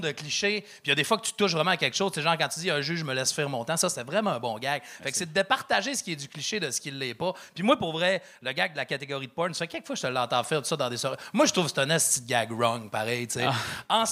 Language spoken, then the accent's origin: French; Saguenay, Quebec, Canada; je viens de Saguenay